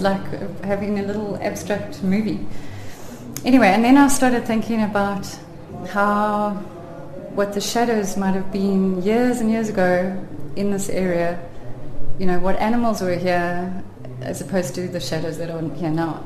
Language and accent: English; Cape Town, Western Cape, South Africa; moved away as an adult; now in Little Karoo, South Africa; I'm originally from Cape Town, but we've lived in the Little Karoo on Gamke Berg Natuurreservaat for the last 25 years.